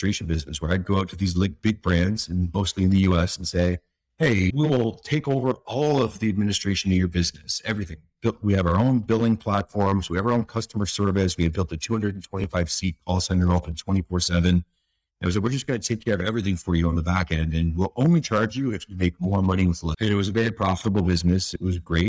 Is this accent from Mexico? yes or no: no; East Coast of Canada, Canada; I was from the East Coast of Canada, very blue collar, working class sort of community.